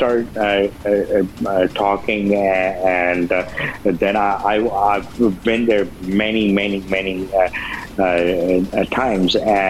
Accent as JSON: {"language": "English", "country": "Saudi Arabia", "tie": "born there", "also_born_or_lived": "Pakistan", "said": "Well, no, I mentioned where I was born in Saudi Arabia. I lived there for a few years and lived in Pakistan from 83 till 94 and all."}